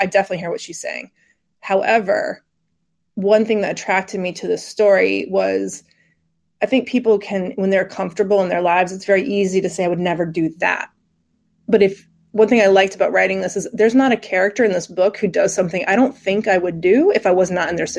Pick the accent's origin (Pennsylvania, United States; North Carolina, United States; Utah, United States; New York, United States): North Carolina, United States; Raleigh; I'm from Raleigh